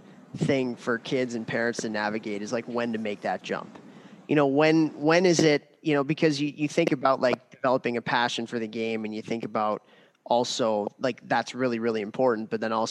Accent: Chicago, Illinois, United States; I grew up in Chicago, got to play junior hockey in Chicago. I didn't have to leave home until I went to university.

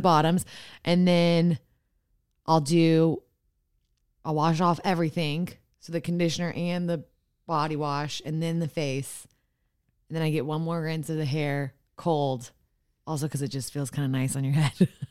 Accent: Austin, Texas, United States; I'm from Austin.

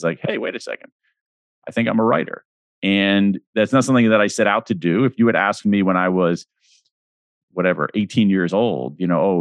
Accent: Central Ohio, United States; I grew up in Central Ohio

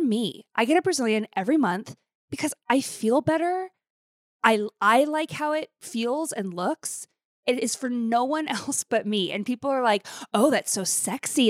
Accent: Billings, Montana, United States; moved away; to go to Billings and to my hometown

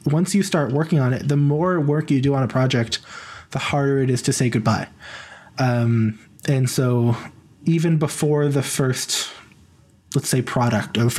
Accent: Missouri, United States; moved away; I'm not from the South. I am from the Midwest. I'm from Missouri.

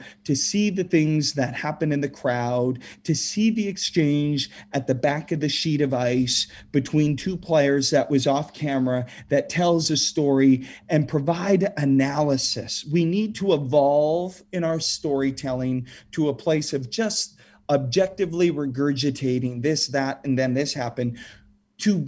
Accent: Saskatchewan, Canada; Growing up in Saskatchewan, where, you know, long, cold winter nights, we've got the curling rinks, and that's where we gather

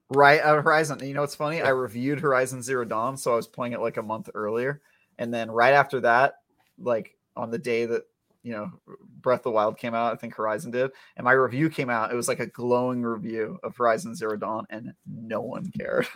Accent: East Bay, Northern California, United States; I grew up in uh, East Bay, NorCal

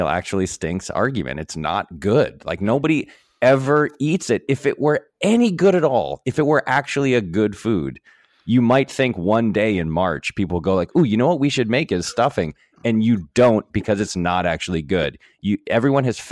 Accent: New England, United States; I'm from the part of the country where this was invented, man. I'm from New England.

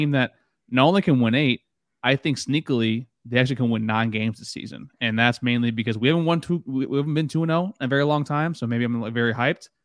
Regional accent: South Florida, United States; I'm from the South Florida area.

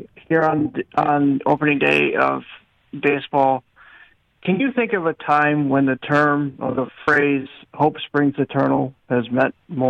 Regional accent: the East, East Coast, United States; now in Los Angeles, United States; I'm from the East. I live in LA, but okay. I'm from the East

